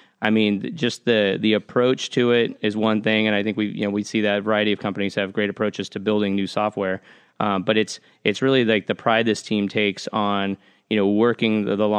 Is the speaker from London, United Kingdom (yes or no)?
no; Manchester, North West England, United Kingdom; born there; So my dad's from, full disclosure, my dad's from here. All his side of the family's from here. I was born in Manchester, England.